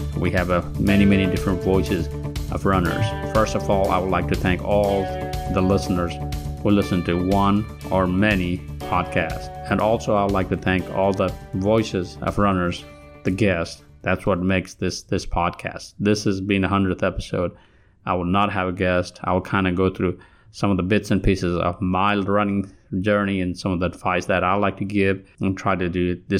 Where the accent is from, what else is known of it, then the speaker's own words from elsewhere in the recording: Kathmandu, Bagmati, Nepal; moved away as an adult; now in Alabama, United States; I come from Kathmandu, Nepal. I was not a runner while I was there. A lot of you think that I have an advantage from being from Nepal.